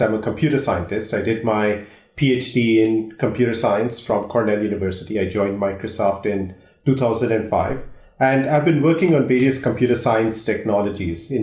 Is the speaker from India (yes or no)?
yes; India; moved away; I grew up in India